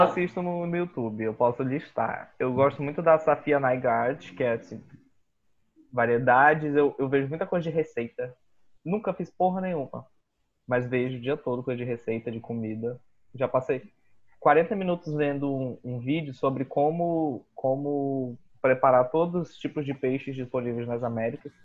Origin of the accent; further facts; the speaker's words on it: Boa Vista, Roraima, Brazil; Eu também sou nascido e criado aqui em Boa Vista, produto regional